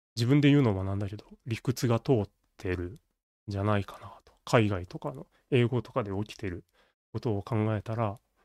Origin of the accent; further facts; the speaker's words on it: Kansai, Japan; 僕は関西人